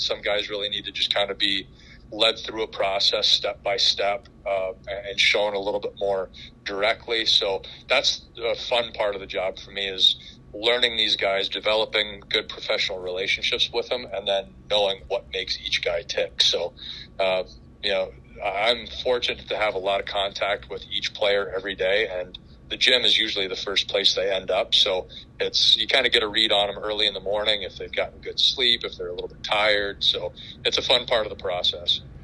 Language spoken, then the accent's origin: English; Colorado, United States; also born or lived in Los Angeles, California; now in Nashville, United States; I grew up in in Colorado.